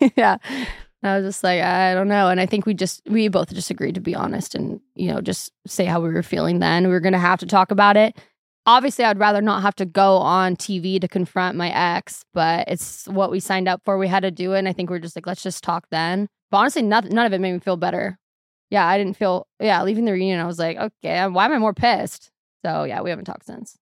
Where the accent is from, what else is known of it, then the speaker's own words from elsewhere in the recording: Seattle, Washington, United States; also born or lived in Arizona; Seattle's super depressing. I love it. It's my hometown